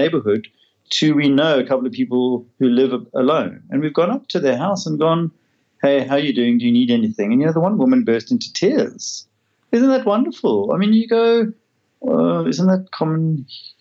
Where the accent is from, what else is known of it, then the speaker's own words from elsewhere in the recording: South Africa; I come from South Africa